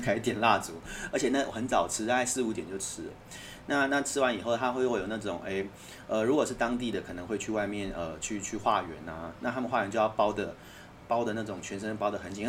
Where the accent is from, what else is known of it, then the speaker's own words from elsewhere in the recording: Taiwan; accent: Taiwanese; 他听我的口音就说：“你是台湾人吧？”我说是